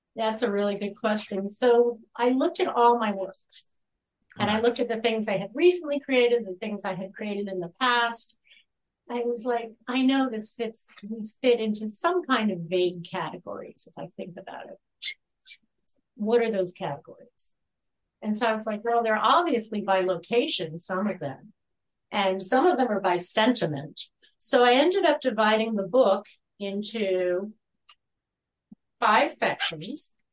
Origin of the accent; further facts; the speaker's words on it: New York City, New York, United States; moved away; also born or lived in Massachusetts; I'm from the New York.